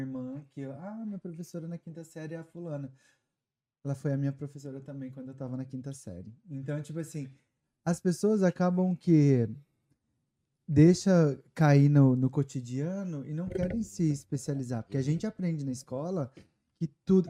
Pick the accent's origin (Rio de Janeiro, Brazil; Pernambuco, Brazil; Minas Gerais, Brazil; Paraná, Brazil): Minas Gerais, Brazil; Guaxupé; moved away as an adult; also born or lived in Ribeirão Preto, São Paulo; now in United States; sou do sul de Minas.